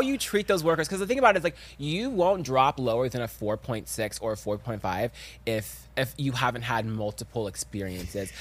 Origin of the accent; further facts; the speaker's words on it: the South, United States; I'm from the South, and I'm African